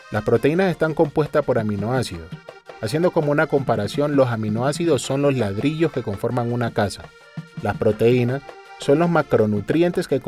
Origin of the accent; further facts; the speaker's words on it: Barbacoa, Colombia; now in Cartagena, Colombia; Yo fui durante muchos años profesor de ciencias naturales allí en el pueblo donde nací, en Barbacoa. Pero por cosas de la vida decidí venirme para Cartagena y resulté metido en todo lo de la cocina.